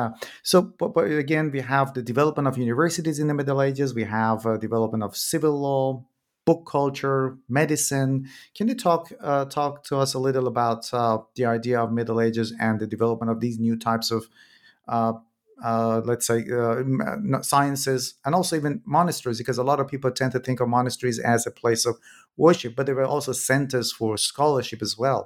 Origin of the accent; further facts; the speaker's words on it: Iran; moved away; I am originally from Iran myself, and I was born in a very small village